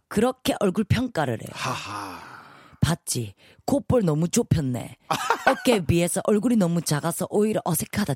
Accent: Busan, South Korea; now in Seoul, South Korea; 세 명이서 부산에서 올라왔거든요.

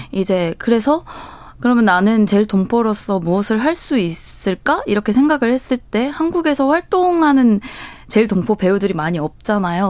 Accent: Japan; 제가 일본에서 왔다, 제일 교포다

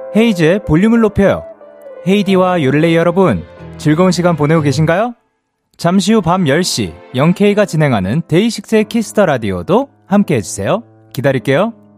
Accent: Busan, South Korea; 이제 부산 사람이어가지고

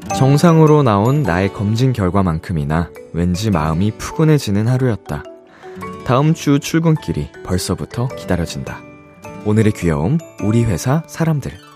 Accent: Seoul, South Korea; 어렸을 때 제가 중계동에 살던 살던 시절에

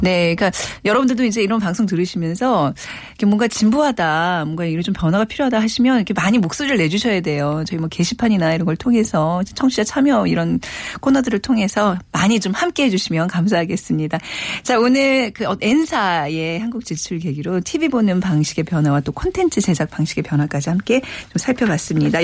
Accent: Seoul, South Korea; 저도 이제 어렸을 때 기억에 한옥에서 살았었거든요

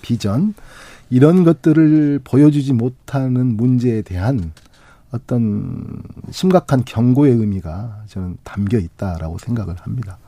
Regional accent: Honam, South Korea; 저도 이제 호남 사람이니까.

